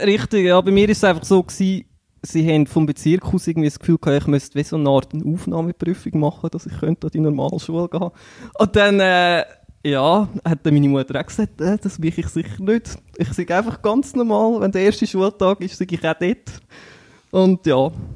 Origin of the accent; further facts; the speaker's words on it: Einsiedeln, Schwyz, Switzerland; komme aus Einsiedeln